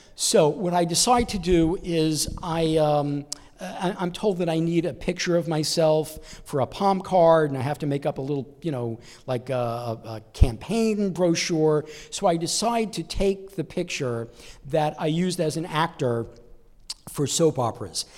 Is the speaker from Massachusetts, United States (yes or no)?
no; New York, United States; moved away as an adult; I'm originally from New York. I just moved out here about six months ago